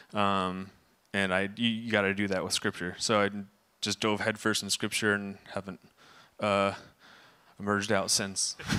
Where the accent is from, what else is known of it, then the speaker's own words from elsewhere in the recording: Camarillo, California, United States; I was born in Camarillo, July